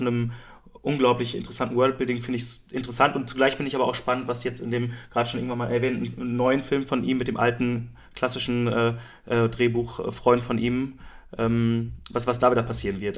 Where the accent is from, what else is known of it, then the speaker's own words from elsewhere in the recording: Germany; als Deutscher